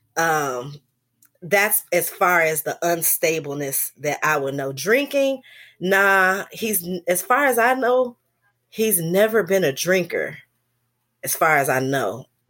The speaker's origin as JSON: {"language": "English", "town": "Chicago", "region": "Illinois", "country": "United States", "tie": "born or raised there", "also_born_or_lived": "North Carolina", "said": "I grew up mostly in Chicago, um, South Side for the most part"}